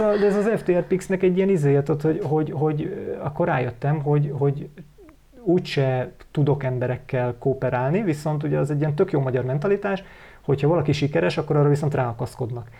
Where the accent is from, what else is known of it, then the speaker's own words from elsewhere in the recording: Hungary; magyarok vagyunk